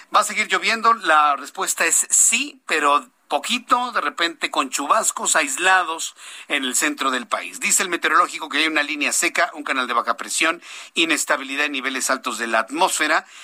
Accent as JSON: {"language": "Spanish", "country": "Mexico", "said": "como mexicano"}